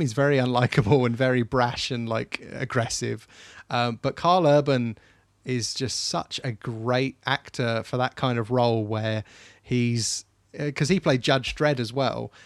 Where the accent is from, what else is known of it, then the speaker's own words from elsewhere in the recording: England, United Kingdom; I love being English, I love being British